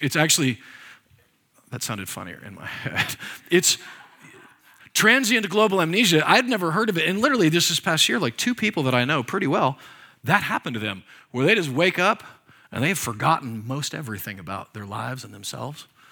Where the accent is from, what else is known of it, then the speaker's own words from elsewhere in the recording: Nebraska, United States; I was born and raised there, by the way, and on the Oregon Trail.